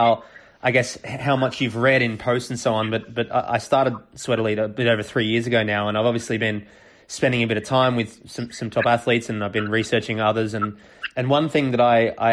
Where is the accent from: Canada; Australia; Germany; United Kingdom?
Australia; moved away; also born or lived in Europe; As an Australian, I would call it soccer. But now that I've lived in Europe for a little while